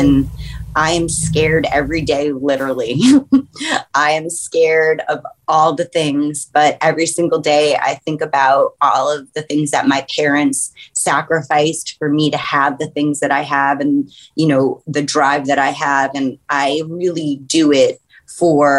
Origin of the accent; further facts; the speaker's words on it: New York, United States; also born or lived in Staten Island, New York City; I am born and raised in New York and will probably, you know, be here for the rest of my existence